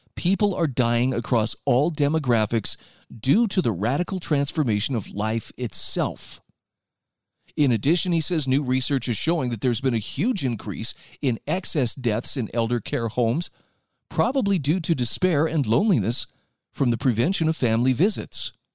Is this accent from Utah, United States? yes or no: yes; Utah, United States; my home state of Utah